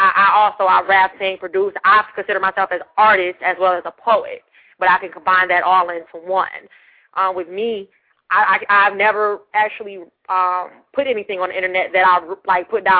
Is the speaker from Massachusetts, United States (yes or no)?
no; Detroit, Michigan, United States; I'm from Detroit